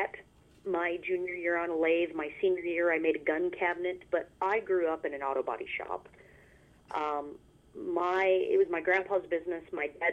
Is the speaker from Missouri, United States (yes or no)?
yes; near Fort Leonard Wood, south central Missouri, United States; I grew up in a little itty-bitty town in south central-ish Missouri called Lakeway